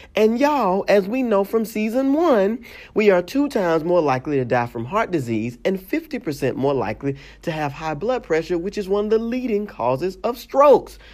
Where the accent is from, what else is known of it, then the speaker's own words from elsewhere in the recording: Mississippi, United States; growing up in Mississippi